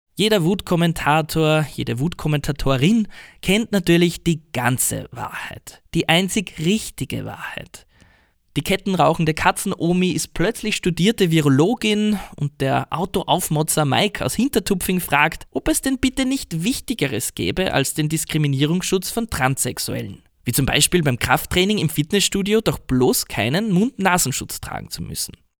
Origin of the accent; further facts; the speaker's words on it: Austria; moved away as an adult; now in Kawasaki, Japan; euer Ösi in Kawasaki.